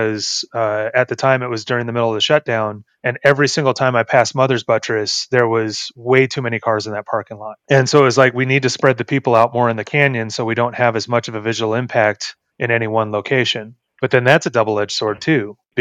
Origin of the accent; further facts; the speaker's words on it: Los Angeles, California, United States; moved away; I'm from Los Angeles originally, and I moved here in 2005